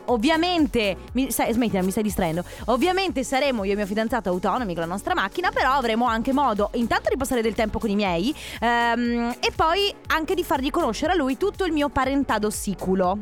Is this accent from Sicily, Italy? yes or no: yes; Sicily, Italy; now in Veneto, Italy; io sono nata in Sicilia